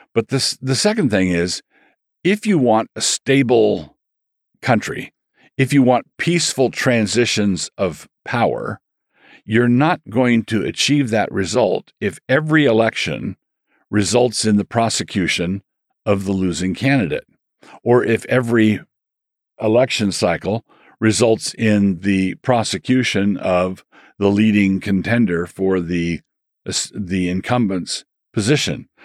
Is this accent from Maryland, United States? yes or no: yes; Annapolis, Maryland, United States; also born or lived in Takoma Park, Maryland; I grew up in Annapolis, Maryland, but this was the year before we moved there